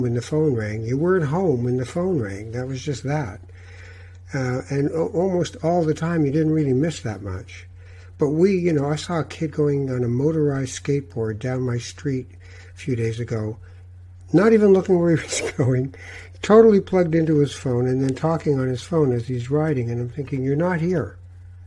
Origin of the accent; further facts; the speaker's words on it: Tangier, Tanger-Tetouan-Al Hoceima, Morocco; moved away; I'm a Moroccan from Tangiers. I was born there.